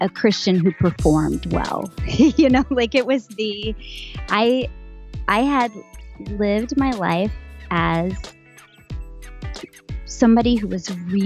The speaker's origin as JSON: {"language": "English", "region": "West Texas", "country": "United States", "tie": "born or raised there", "also_born_or_lived": "Philadelphia", "moved": "yes", "said": "I grew up Southern Baptist in West Texas"}